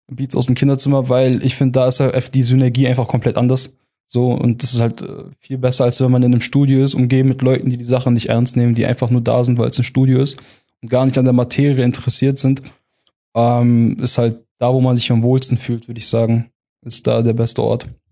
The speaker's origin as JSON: {"language": "German", "area": "Heilbronn region", "region": "Baden-Württemberg", "country": "Germany", "also_born_or_lived": "Eppingen", "said": "Ich ähm, komme aus der Region Heilbronn, wohne derzeit in Eppingen"}